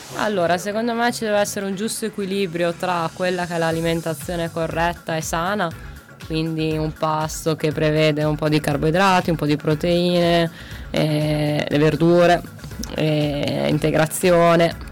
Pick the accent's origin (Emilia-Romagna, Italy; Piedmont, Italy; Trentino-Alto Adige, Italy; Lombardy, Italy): Trentino-Alto Adige, Italy; Merano; now in Macerata, Italy; Arrivo dall'Alto Adige, da Merano